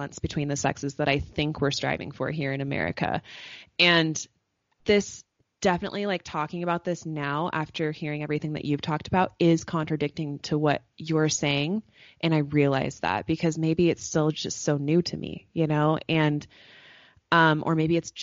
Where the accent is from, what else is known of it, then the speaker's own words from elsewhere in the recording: United States; as an American woman